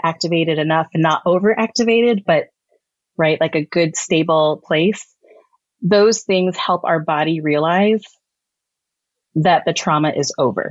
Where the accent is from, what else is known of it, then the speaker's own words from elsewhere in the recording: Midwest, United States; also born or lived in Texas; I was born in Texas. I grew up largely, though, in different places within the Midwest